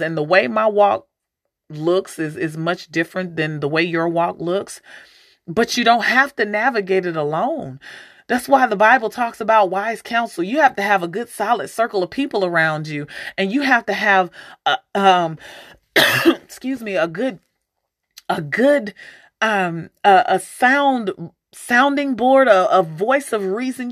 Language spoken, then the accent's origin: English; St. Louis, Missouri, United States; also born or lived in Alaska; growing up in Saint Louis